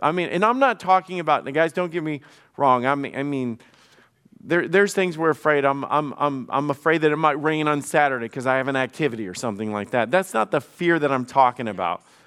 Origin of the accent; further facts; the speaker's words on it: the South, United States; I grew up in the South